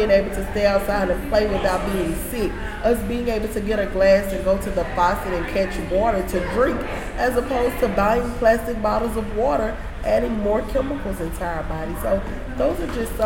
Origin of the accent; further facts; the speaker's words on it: Louisiana, United States; now in Texas, United States; I'm from Louisiana